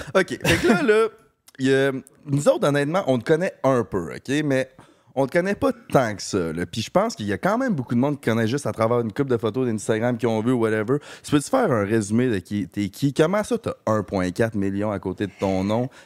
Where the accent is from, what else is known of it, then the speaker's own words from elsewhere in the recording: Quebec, Canada; on vient de Québec